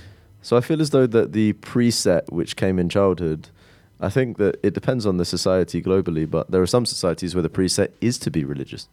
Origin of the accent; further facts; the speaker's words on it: London, United Kingdom; we are from the Reformed Jewish community in North London